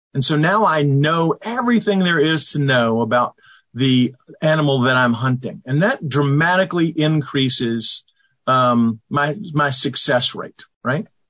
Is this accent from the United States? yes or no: yes; the South, United States; I grew up here in the South, in the United States